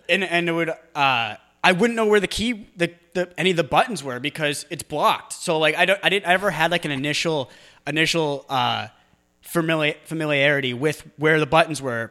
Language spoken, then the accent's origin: English; New England, United States; I'm from New England